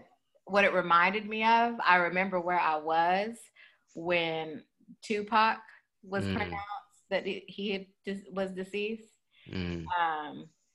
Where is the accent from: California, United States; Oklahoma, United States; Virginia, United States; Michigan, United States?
California, United States; Northern; being that I'm from Northern California